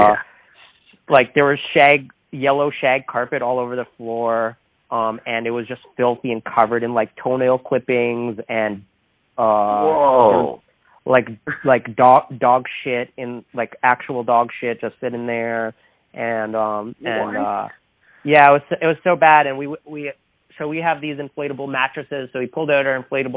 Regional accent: Toronto, Ontario, Canada; we're from Toronto, so we're in Portland, we're on the other side of the continent

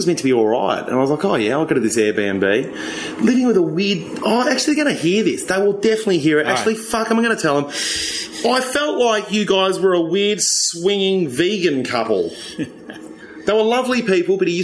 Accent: Australia; moved away; From Australia.

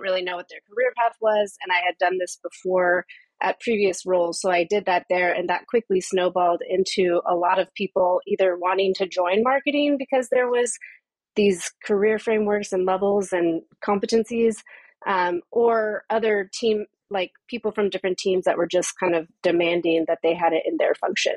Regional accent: Southern California, United States; moved away as an adult; also born or lived in San Francisco Bay Area / New York; now in Amsterdam, Netherlands; So, I am from California. I was born and raised there. I spent most of my life there, uh, first in Southern California, and then I moved up to the Bay Area when I was 17

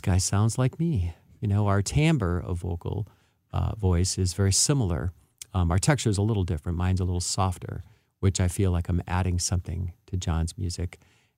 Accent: St. Louis, Missouri, United States; moved away as an adult; now in California, United States; I was raised in St. Louis

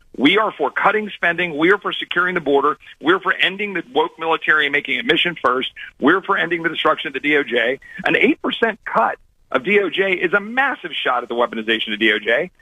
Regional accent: Texas, United States; as a Texan

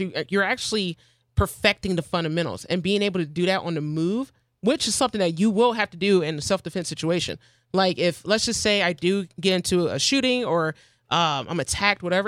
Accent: Arizona, United States; I'm from out of state. I'm from Arizona

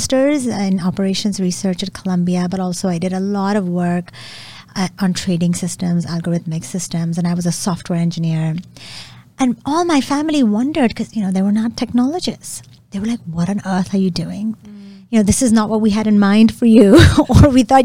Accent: Lahore, Punjab, Pakistan; I was born in Pakistan, in Lahore, and I grew up in a very intellectually liberal household.

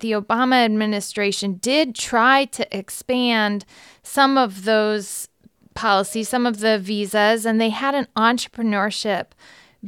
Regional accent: Galesburg, Illinois, United States; I grew up in Galesburg, Illinois

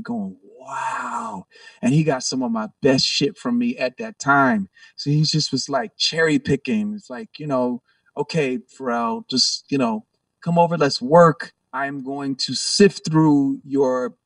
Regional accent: Virginia Beach, Virginia, United States; I'm from Virginia Beach, Virginia

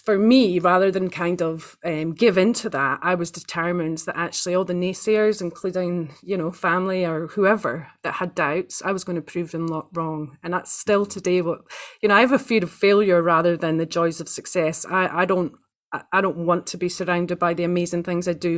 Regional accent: Aberdeen, Scotland, United Kingdom; now in New Zealand; I was born in the northeast of Scotland, um, in a place called Aberdeen

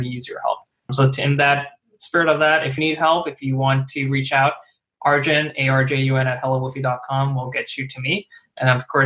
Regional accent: New Jersey, New York metropolitan area, United States; we're all from the New Jersey, New York area

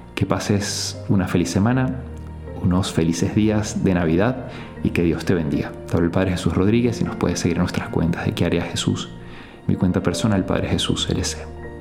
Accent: Venezuela; En Venezuela, en mi país

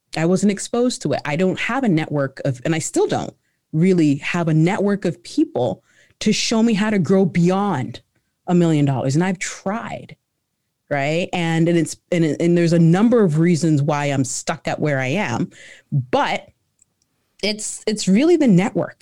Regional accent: Canada; also born or lived in Ghana; I was born in Ghana, right? So, I came over to Canada, uh, when I was, um, when I was, uh, three

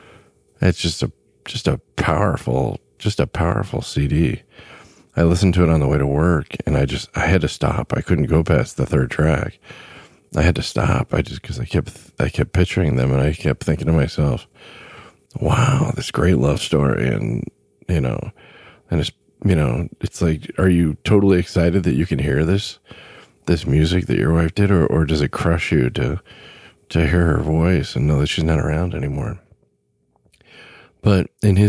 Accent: Southern California, United States; Growing up in Southern California

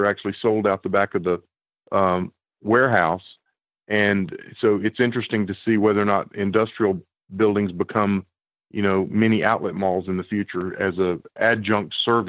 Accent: the South, United States; As a Southerner

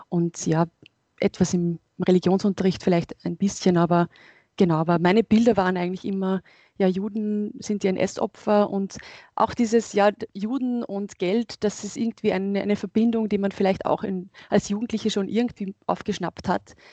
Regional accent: Upper Austria, Austria; Also ich bin in Oberösterreich aufgewachsen und von daher ist es, wäre das eigentlich ein Zufall gewesen, jemandem zu begegnen, gerade wenn man am Land aufwächst, der jüdisch ist.

